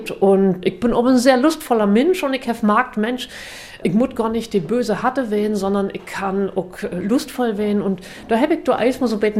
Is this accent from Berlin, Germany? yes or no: yes; Berlin, Germany; Ich komme aus Berlin und ich arbeite noch in München, in Hamburg und auch hier in Oldenburg.